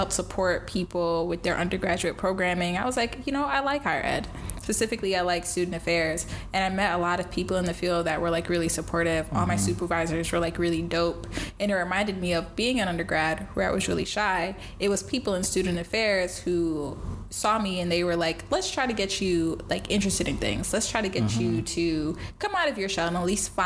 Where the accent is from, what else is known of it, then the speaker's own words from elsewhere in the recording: New York City, New York, United States; moved away as an adult; also born or lived in Vermont / Jamaica (family); Born and raised in the Bronx until I went to undergrad at the University of Vermont